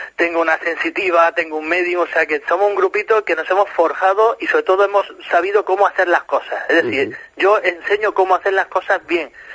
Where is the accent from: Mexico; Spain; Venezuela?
Spain; Granada, Andalusia; moved away as an adult; also born or lived in Málaga; now in Nerja, Spain; yo soy de Granada, aunque llevo seis años trabajando en Málaga y viviendo en Nerja